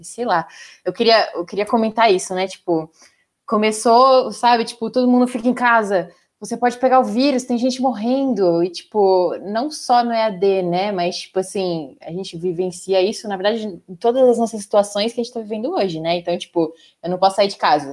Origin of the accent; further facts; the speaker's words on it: São Paulo, Brazil; Eu sou de São Paulo.